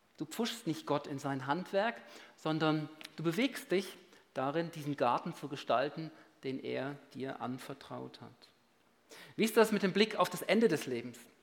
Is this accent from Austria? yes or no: no; Switzerland; bei uns in der Schweiz